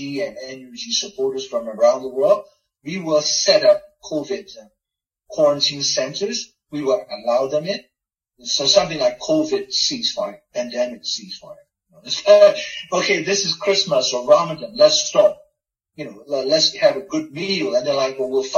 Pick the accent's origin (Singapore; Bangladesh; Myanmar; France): Myanmar; moved away; I'm from Burma